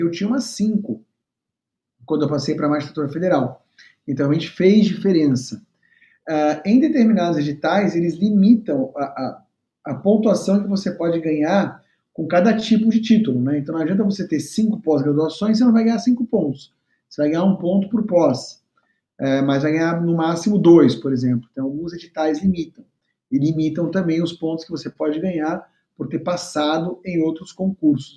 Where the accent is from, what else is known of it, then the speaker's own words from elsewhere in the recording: São Paulo, Brazil; moved away as an adult; now in Rio de Janeiro, Brazil; estava em São Paulo, capital, onde eu morava, onde eu nasci e, e morei até então